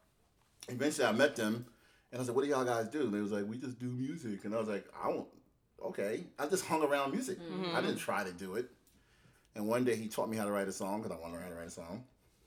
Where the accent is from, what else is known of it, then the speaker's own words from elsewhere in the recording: Farmville, Virginia, United States; accent: country accent; also born or lived in New Jersey; I was country. I had a country accent and everything.